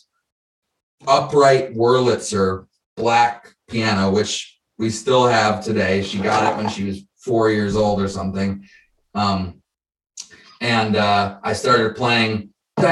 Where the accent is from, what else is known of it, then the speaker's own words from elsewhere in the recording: Detroit, Michigan, United States; also born or lived in Chicago, Illinois; now in San Diego, United States; I was born in Chicago, grew up in Detroit. We moved to Detroit when I was 10